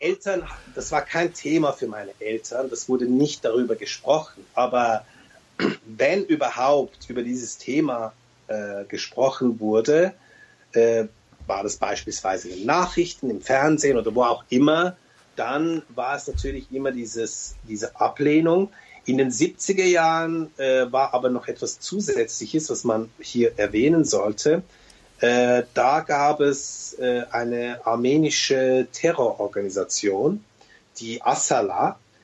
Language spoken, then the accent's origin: German; Switzerland; also born or lived in Turkey; ich sehe mich als Schweizer